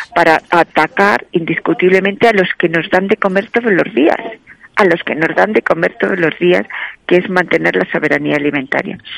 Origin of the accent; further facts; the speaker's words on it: Castilla-La Mancha, Spain; en mi tierra, en Castilla, La Mancha